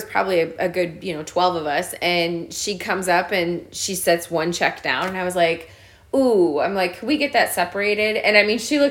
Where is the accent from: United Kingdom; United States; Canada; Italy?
United States; Central Illinois; I'm from Central Illinois